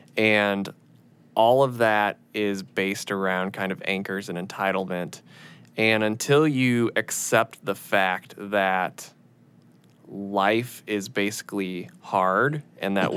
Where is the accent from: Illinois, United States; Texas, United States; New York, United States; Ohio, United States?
Illinois, United States; moved away; I was raised in Illinois, uh, in a very middle class town